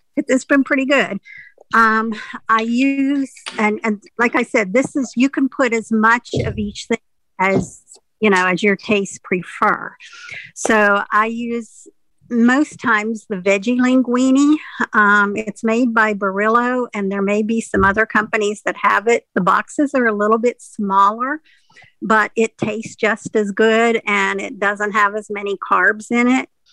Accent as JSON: {"language": "English", "town": "Pittsburgh", "region": "Pennsylvania", "country": "United States", "said": "I'm from near Pittsburgh"}